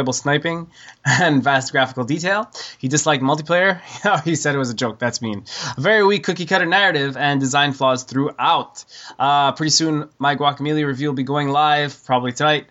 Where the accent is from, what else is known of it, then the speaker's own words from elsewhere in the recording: Canada; I'm Canadian